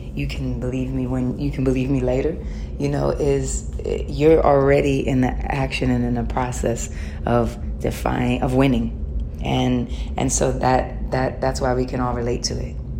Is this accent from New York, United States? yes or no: yes; New York, United States; as a New Yorker and just being born and raised there